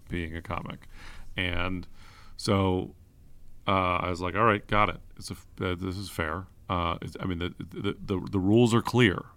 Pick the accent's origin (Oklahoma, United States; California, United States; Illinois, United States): California, United States; San Francisco; grew up in San Francisco. I'm a, I'm like a, a, a Bernal Noe mission kid.